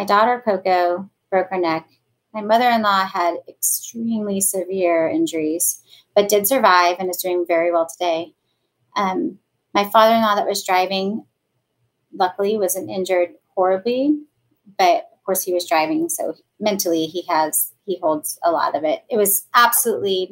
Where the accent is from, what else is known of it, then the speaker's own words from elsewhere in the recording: Kansas, United States; I was born and raised here in Kansas